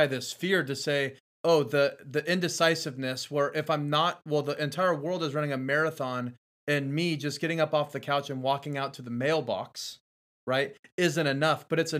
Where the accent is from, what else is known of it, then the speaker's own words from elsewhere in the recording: Georgia, United States; I'm from South Georgia.